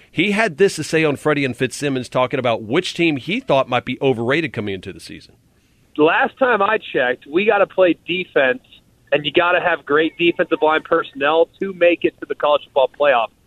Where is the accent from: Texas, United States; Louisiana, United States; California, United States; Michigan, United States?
Louisiana, United States; Baton Rouge; I'm born and raised in Baton Rouge.